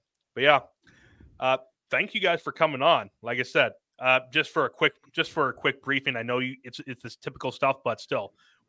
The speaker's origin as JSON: {"language": "English", "region": "Iowa", "country": "United States", "said": "I'm from Iowa. And I'm still live here in Iowa."}